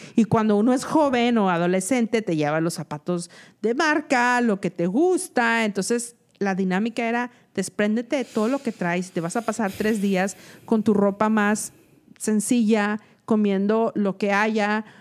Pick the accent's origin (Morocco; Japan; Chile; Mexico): Mexico; now in United States; yo soy una mexicana que probablemente limpia casas.